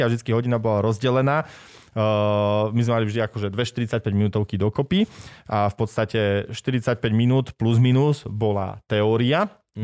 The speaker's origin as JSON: {"language": "Slovak", "town": "Martin", "region": "Žilina Region", "country": "Slovakia", "moved": "yes", "lives_now": "Košice, Slovakia", "said": "Ja som Martinčan pôvodne"}